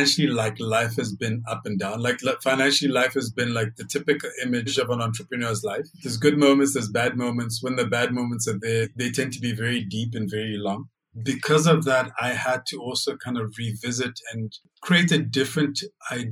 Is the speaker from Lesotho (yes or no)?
yes; Lesotho; also born or lived in Germany / Uganda; Lesotho is where I grew up